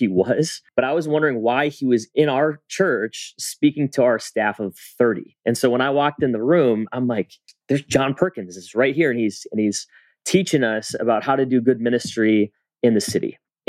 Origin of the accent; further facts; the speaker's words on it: Philippines; "Well, I'm Filipino. I got a Spanish name. I went to a white school and I connect with all different types of kids."